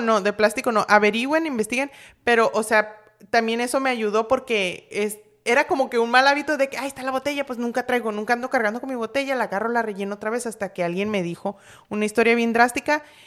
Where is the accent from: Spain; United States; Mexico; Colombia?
Mexico; Los Mochis, Sinaloa; moved away as an adult; yo me vine de, de, Sinaloa, pero yo soy de Los Mochis